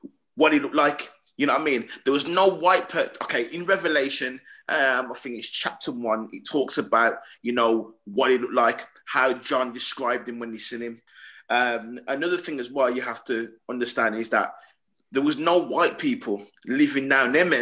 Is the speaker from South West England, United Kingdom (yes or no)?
no; Smethwick, West Midlands, United Kingdom; I grew up in Smithwick